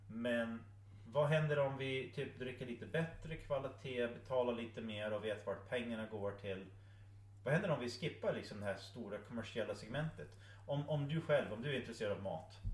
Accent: Michigan, United States; Swedish is a second language; moved away as an adult; also born or lived in Östersund, Sweden / Uppsala, Sweden; now in Sweden; jag föddes i USA. Jo, det. Eh, och eh, väldigt nära Kanada ändå

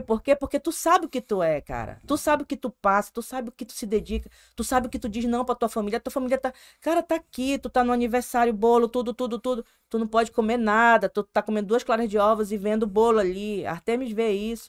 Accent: Manaus, Amazonas, Brazil; Eu sou amazonense mesmo, de pai, de mãe. Sou... É, todo mundo é manauara.

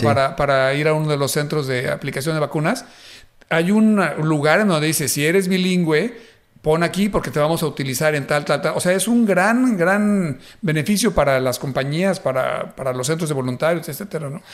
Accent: Mexico; now in Dallas-Fort Worth, United States; siendo yo mexicano

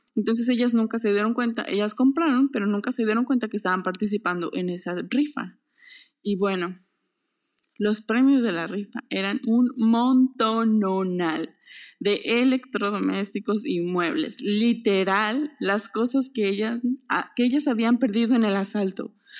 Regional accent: Mexico; moved away as an adult

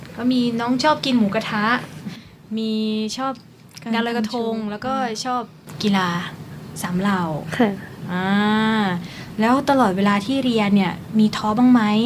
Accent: Yasothon, Thailand; moved away; มาจากยโสธร

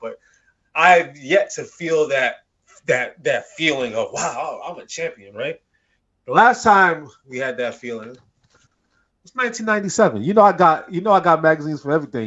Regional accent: Detroit, Michigan, United States; also born or lived in London, England; I was born overseas in London, England, right? I moved uh, to uh, Detroit, Michigan when I was at the age of two

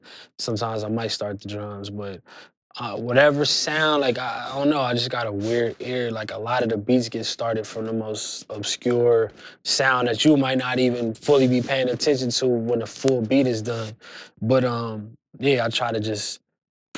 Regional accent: California, United States; I'm from California

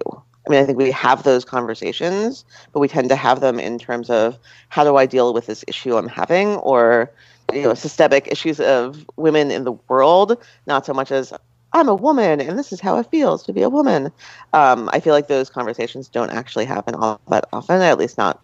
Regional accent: Westfield, New Jersey, United States; I grew up in Westfield, New Jersey

